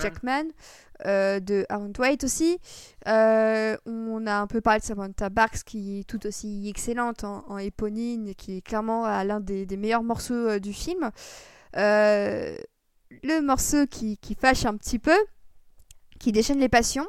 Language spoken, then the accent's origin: French; Paris region, Île-de-France, France; nous, on est français, qui plus est de la région parisienne